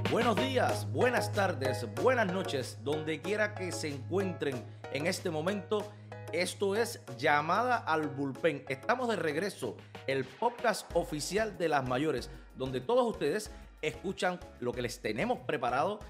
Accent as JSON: {"language": "Spanish", "town": "Santa Clara", "region": "Villa Clara", "country": "Cuba", "tie": "born or raised there", "moved": "yes", "said": "creciendo en Cuba, desde los cinco años yendo a, estadios de béisbol, al estadio de mi ciudad en Santa Clara"}